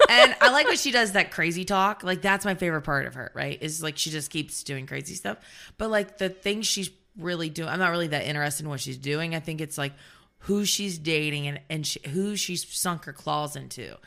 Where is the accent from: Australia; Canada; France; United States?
United States; the South; I'm from the South